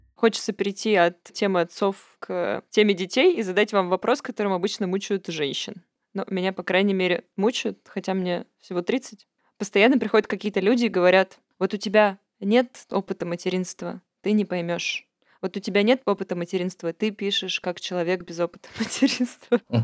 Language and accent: Russian; Yekaterinburg, Sverdlovsk Oblast, Russia; формально я родилась еще в Свердловске